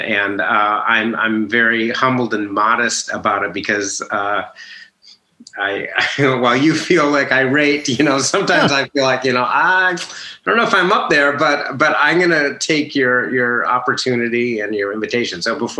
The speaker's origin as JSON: {"language": "English", "town": "Minneapolis", "region": "Minnesota", "country": "United States", "tie": "born or raised there", "said": "Minnesota, Minneapolis."}